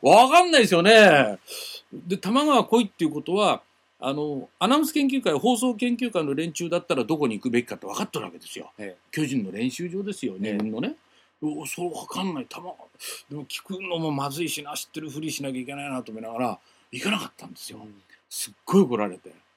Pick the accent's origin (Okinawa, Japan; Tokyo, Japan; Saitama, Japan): Tokyo, Japan; Tokyo area, Japan; accent: standard Japanese; 東京圏出身は私だけだったんです